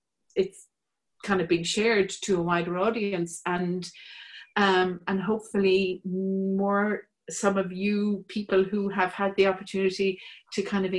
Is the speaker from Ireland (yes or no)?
yes; Kilkenny, Leinster, Ireland; And I grew up in Kilkenny. I'm living in Kilkenny now